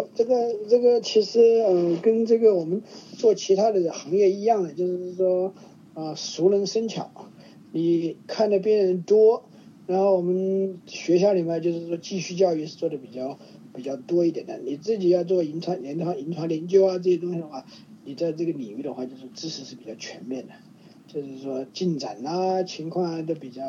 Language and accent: Chinese; China; 因为我是在大陆长大的